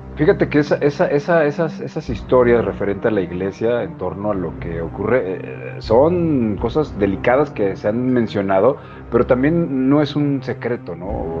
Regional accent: Mexico; somos bien mexicanos y somos bien unidos

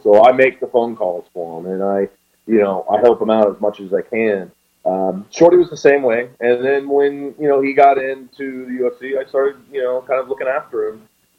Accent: Jamaica; I'm Jamaican, dude.

